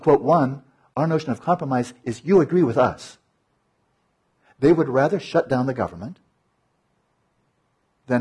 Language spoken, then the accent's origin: English; United States; speaking as an American